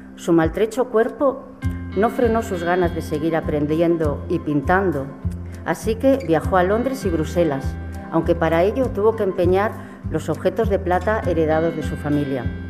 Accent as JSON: {"language": "Spanish", "region": "Cantabria", "country": "Spain", "said": "nosotros somos de Cantabria"}